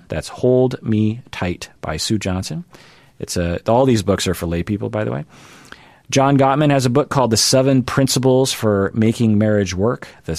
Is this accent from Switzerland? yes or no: yes; Switzerland; Yes, I'm from Switzerland.